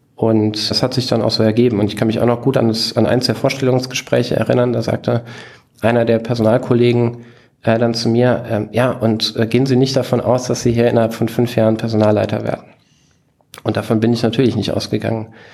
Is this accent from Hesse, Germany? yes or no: yes; Bruchköbel, Hesse, Germany; moved away as an adult; also born or lived in Hanau / Aschaffenburg; ich bin in Hanau geboren und in Bruchköbel. Das ist dieser zwanzigtausend Seelenort in der Nähe von Frankfurt, ähm, groß geworden